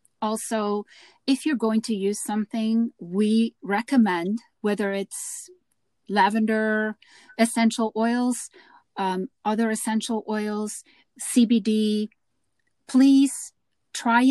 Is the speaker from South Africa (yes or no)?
yes; South Africa; growing up in South Africa